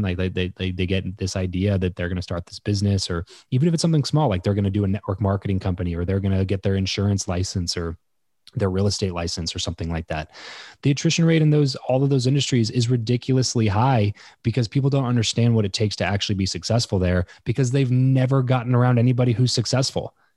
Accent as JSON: {"language": "English", "region": "Southern California", "country": "United States", "tie": "born or raised there", "also_born_or_lived": "Fresno", "moved": "as an adult", "said": "So I grew up in Southern California, moved up to Fresno"}